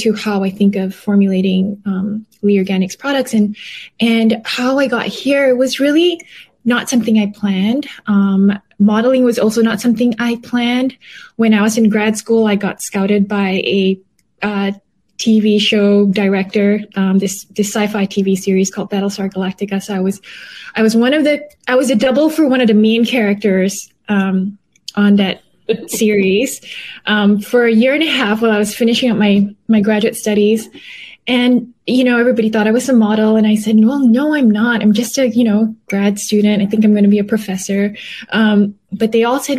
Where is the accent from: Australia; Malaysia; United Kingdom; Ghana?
Malaysia; moved away as an adult; also born or lived in Canada / United States; I was born and raised in Malaysia